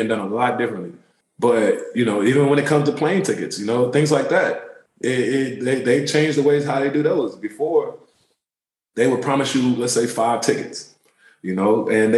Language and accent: English; Washington, District of Columbia, United States; also born or lived in Turkey / Germany / Nebraska; I did grow up in D.C., Maryland, that area, you know, pretty much majority of my life